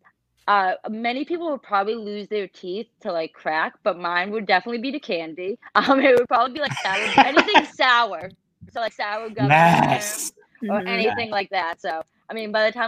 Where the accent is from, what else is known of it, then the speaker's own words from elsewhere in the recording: Massachusetts, United States; we're both from Massachusetts too